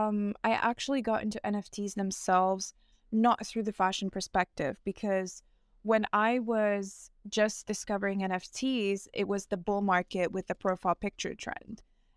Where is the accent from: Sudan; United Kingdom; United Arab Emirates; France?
United Arab Emirates; Dubai; also born or lived in New York; now in Milan, Italy; I grew up in Dubai. I'm originally from New York, and now I'm based in Milan, which is kind of just forms my identity.